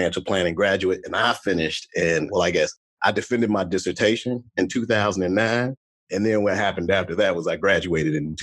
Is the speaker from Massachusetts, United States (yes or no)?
no; Chicago, Illinois, United States; now in Dallas, United States; I'm from Chicago, Illinois, originally, and now I live in Dallas, Texas